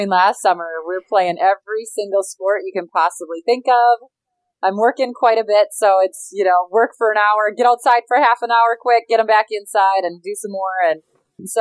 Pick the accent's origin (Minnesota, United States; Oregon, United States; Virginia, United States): Minnesota, United States; I loved growing up here. I love being from here.